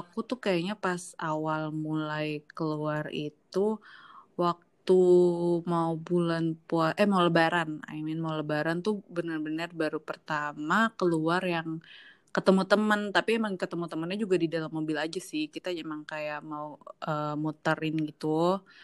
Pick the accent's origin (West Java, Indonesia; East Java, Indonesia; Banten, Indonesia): West Java, Indonesia; Depok; aku orang Depok